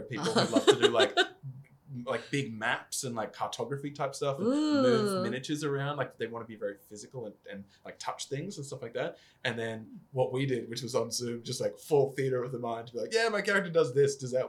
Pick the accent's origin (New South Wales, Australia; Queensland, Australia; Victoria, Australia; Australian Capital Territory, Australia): Queensland, Australia; North; When I grew up playing it in North Queensland